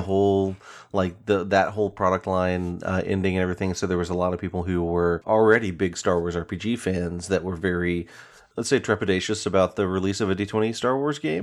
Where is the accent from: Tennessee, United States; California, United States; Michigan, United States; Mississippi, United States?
Tennessee, United States; Chattanooga; moved away as an adult; also born or lived in Knoxville, Tennessee; now in Seattle, United States; Knoxville's about two hours from my hometown of Chattanooga